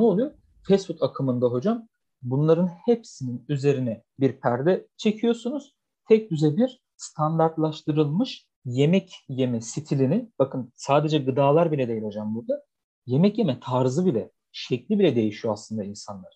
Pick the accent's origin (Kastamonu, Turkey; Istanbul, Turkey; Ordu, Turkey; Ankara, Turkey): Ankara, Turkey; Beypazarı; ben Ankara Bey Pazarlıyım